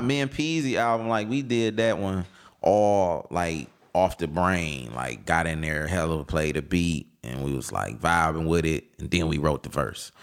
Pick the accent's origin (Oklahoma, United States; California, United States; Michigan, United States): Michigan, United States; Detroit; the west side, west side of Detroit, Finkel Ave, Strathmore Block.